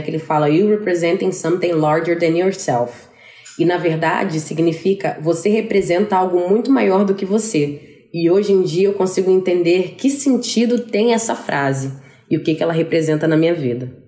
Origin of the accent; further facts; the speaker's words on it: Brazil; moved away as an adult; now in New York, United States; como uma boa brasileira faladeira, fazer uma segunda família aqui